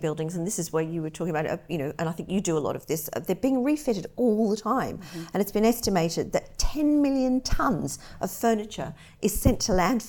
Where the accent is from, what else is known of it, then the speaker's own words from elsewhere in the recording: Australia; I'm Australian, so I love a gum tree